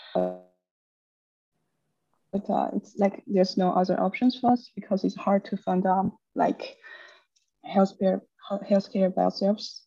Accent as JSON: {"language": "English", "country": "China", "moved": "yes", "said": "I'm from China"}